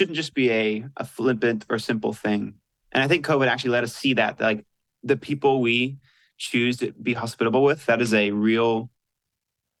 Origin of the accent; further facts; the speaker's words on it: Asheville, North Carolina, United States; moved away as an adult; now in Virginia, United States; I grew up in Asheville, North Carolina